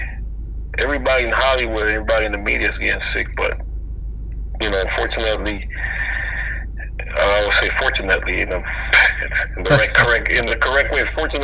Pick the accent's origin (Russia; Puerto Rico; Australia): Puerto Rico; Mayagüez; moved away; also born or lived in Florida; I was, you know, born and raised in Puerto Rico